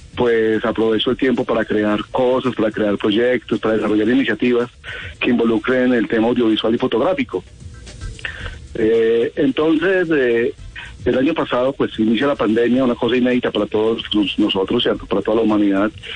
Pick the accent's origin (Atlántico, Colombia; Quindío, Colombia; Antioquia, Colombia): Quindío, Colombia; Quimbaya; also born or lived in Pereira; yo me crié en Quimbaya. Yo nací en Pereira, pero yo me crié en Quimbaya desde los tres años